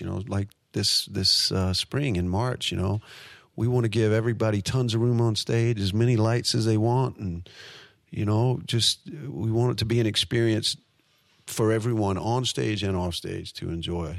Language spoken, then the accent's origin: English; United States; being an American